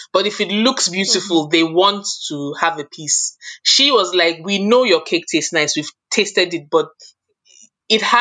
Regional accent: Nigeria; moved away as an adult; also born or lived in United Kingdom; now in Milton, Canada; growing up in Nigeria, my mom used to bake a lot.

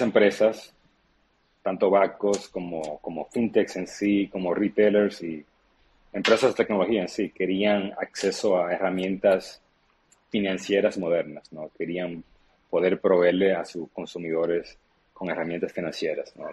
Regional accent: Santo Domingo, Distrito Nacional, Dominican Republic; now in United States; Yo soy dominicano, nací en Santo Domingo ahora mismo, de hecho, ah, y yo crecí recibiendo remesas de mi padre en Estados Unidos. Luego, cuando emigré a Estados Unidos

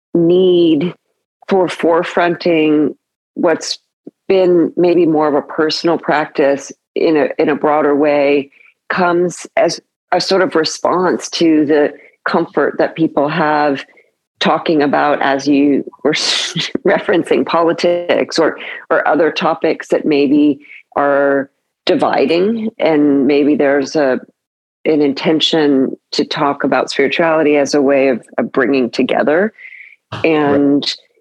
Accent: California, United States; moved away as an adult; also born or lived in New York; I grew up in California, born in New York

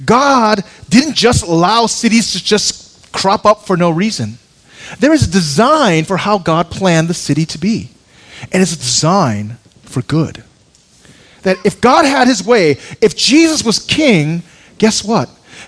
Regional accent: Seoul, South Korea; born there; moved away; also born or lived in Chicago / Seattle / New York; I was born in Korea in a large city, Seoul, came to Chicago, Seattle for a while, but New York.

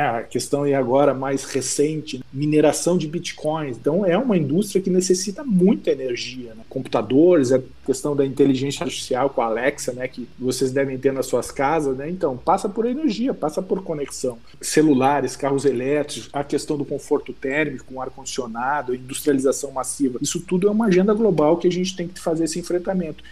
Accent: Rio Grande do Sul, Brazil; lá da minha terra. Eu sou gaúcho, sou do Rio Grande do Sul e me orgulho dessa minha origem

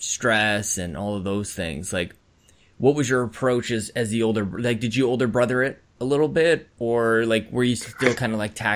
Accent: Canada; As a Canadian.

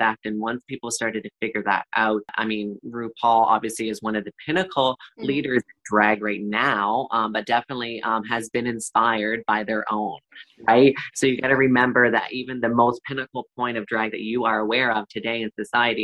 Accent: Perth-Andover, New Brunswick, Canada; I'm born and raised in Perth, Andover, New Brunswick, a small rural area

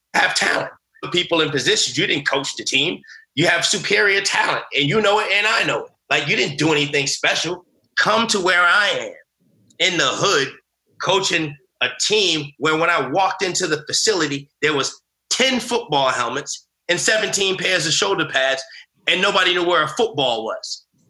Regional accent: United States; I grew up in America afraid of being who I was

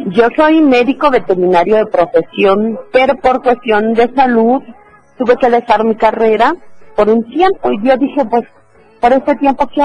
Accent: Chiapas, Mexico; also born or lived in Oaxaca; Yo soy originaria de Oaxaca, pero desde mi primer año de vida vivo en Chiapas.

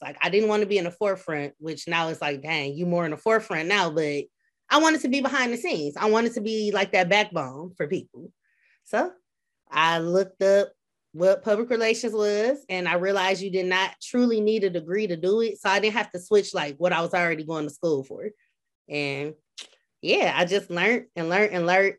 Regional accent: Flint, Michigan, United States; moved away as an adult; now in Peoria, United States; I'm from Flint, Michigan. I like to say, in parentheses, Beecher

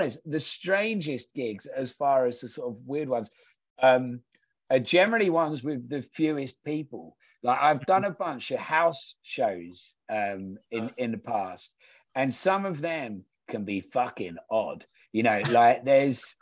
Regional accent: Braintree, East of England, United Kingdom; we grew up in Braintree, where there was fuck all going on

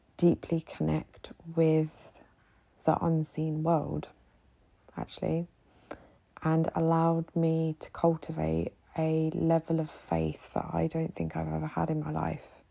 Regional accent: United Kingdom; now in Egypt; a British woman living here in Egypt

